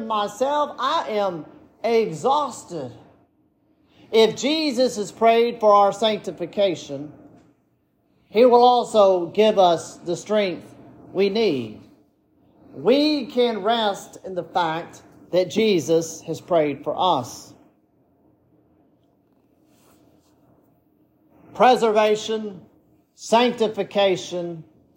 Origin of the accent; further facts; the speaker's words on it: United States; I come from Jones County, where there are two Baptist churches next to each other